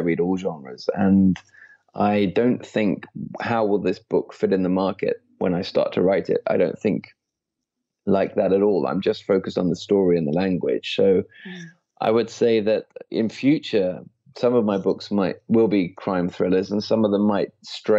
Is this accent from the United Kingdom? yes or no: yes; Midlands, United Kingdom; moved away as an adult; also born or lived in London; I was brought up in the Midlands in a very quiet rural place